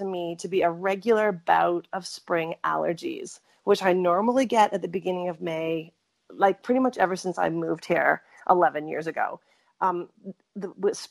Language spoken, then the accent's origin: English; Canada; also born or lived in Fernie, British Columbia; I was born in Canada